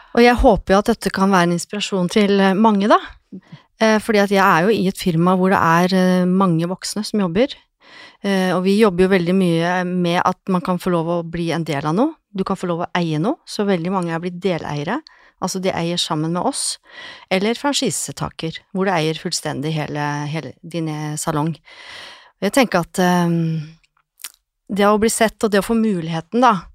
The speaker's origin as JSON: {"language": "Norwegian", "town": "Lillehammer", "region": "Innlandet", "country": "Norway", "said": "Jeg er jo fra Lillehammer, så jeg starta min frisørkarriere fra ungdomsskolen"}